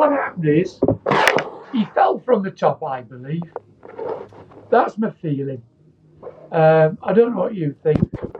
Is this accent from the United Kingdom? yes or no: yes; United Kingdom; Oh, number one, I'm a British guy making British clothes